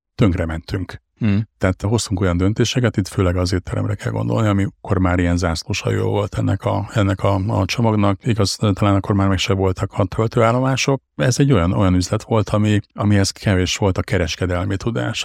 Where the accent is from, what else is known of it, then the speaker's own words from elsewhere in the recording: Hajdúszoboszló, Hajdú-Bihar, Hungary; volt vidéken Hajdú Szoboszlon egy á bé cé áruházunk, amit eleinte közösen vezettünk a, a, az édesapámmal